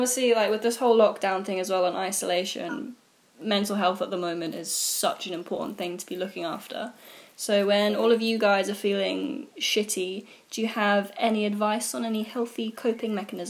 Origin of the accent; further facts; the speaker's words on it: Jersey; moved away; I grew up in Jersey.